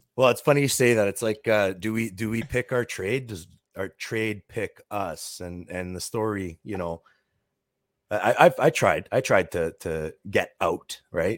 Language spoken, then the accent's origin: English; Toronto, Ontario, Canada; I'm from the Toronto area